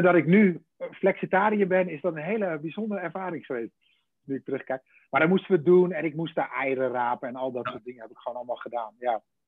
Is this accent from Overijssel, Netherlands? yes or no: yes; between Deventer and Zwolle, Overijssel, Netherlands; tussen, tussen Deventer en Zwolle in. In, in de Gouden Driehoek. Nee, daar, daar, tussenin. Nee, daar kom ik vandaan. Dan ben ik geboren en getogen.